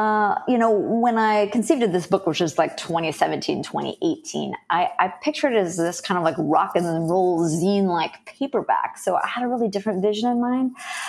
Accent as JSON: {"language": "English", "region": "Wisconsin", "country": "United States", "lives_now": "Philadelphia, United States", "said": "You know, when I moved to Philadelphia from Wisconsin, I really missed cheese. I mean, it's bizarre because if I'd stayed in the state of Wisconsin, I'm sure I never would have started a blog"}